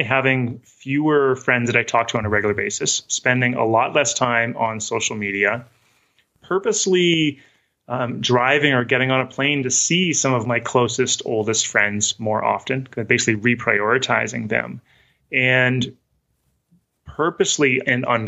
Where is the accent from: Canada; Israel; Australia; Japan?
Canada; Western Canada; moved away as an adult; also born or lived in New England / Midwest; now in Salt Lake City, United States; I grew up in Western Canada. I'd moved to New England. I'd moved to the Midwest, eventually ended up in Salt Lake City.